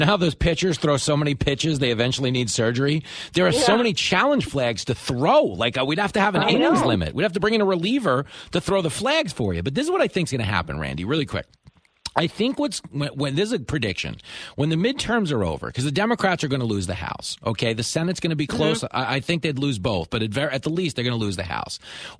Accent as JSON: {"language": "English", "country": "United States", "said": "I'm joking because I'm an American."}